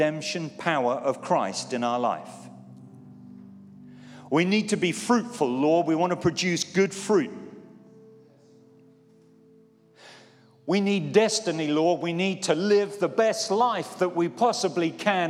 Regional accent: Poole, South West England, United Kingdom; When I was a teenager, I was brought up in Poole in Dorset

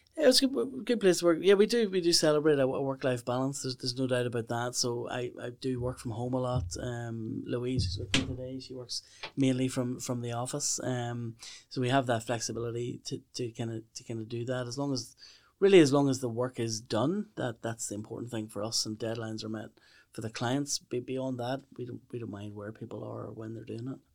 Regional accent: Lisburn, Northern Ireland, United Kingdom; moved away as an adult; also born or lived in Meath; I'm I'm from from Lisburn um, originally

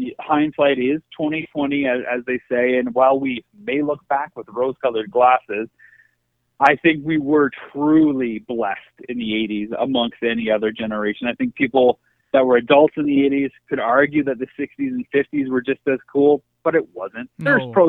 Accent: Canada; But I do think being Canadian, it has built in a sense of being an outsider.

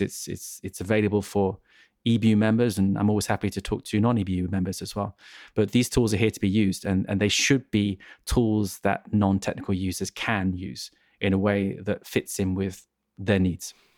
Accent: England, United Kingdom; I'm an English person

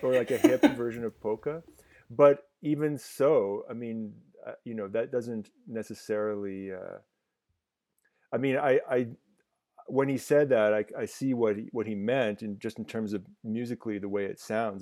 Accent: Ottawa, Ontario, Canada; growing up in Ottawa in the nineties

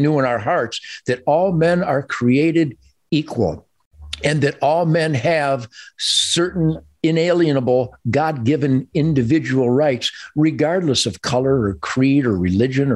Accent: Detroit, Michigan, United States; I was born in Detroit

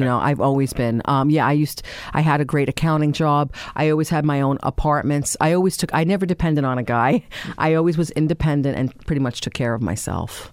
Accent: New York City, New York, United States; we grew up in Staten Island, uh, in Tottenville, actually

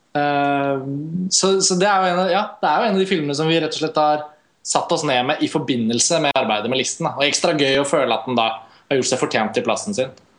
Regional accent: Norway; vi er fra Norge

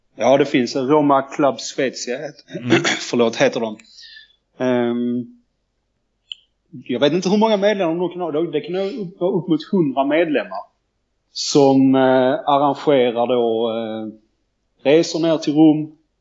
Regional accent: Landskrona, Skåne, Sweden; där jag kommer från, Landskrona.

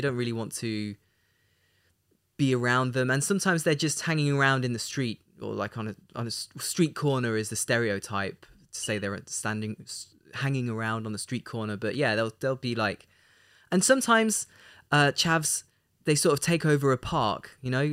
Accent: Leicester, East Midlands, United Kingdom; moved away; my hometown of Leicester

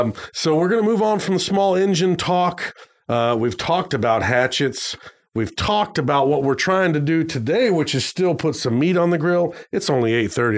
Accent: Arizona, United States; moved away; I grew up in Arizona for a while

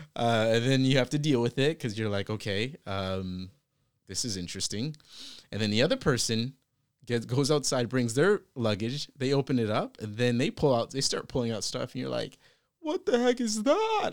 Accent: Virginia, United States; also born or lived in British Columbia, Canada; now in Toronto, Canada; I had just relocated to Toronto from B C. by way of Virginia, where I actually grew up.

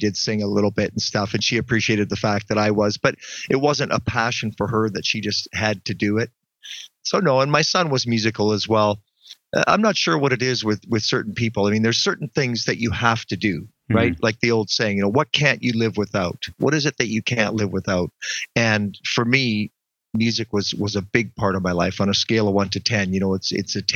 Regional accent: Ontario, Canada; moved away; I'm from Ontario originally

